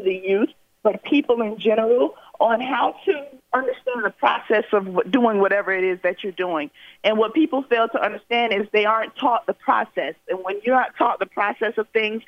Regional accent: Pompano Beach, Florida, United States; come back to my hometown

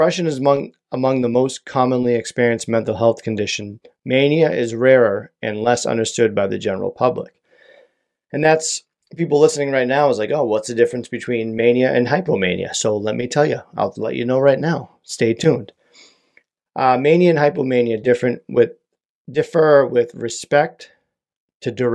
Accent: United States; I'm from America

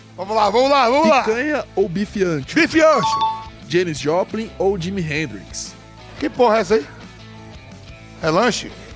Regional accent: Nazaré das Farinhas, Bahia, Brazil; now in São Paulo, Brazil; sou baiano

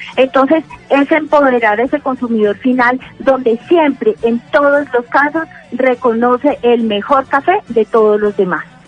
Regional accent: Manizales, Caldas, Colombia; tenemos maravillosos cafés en mi tierra natal, en Manizales

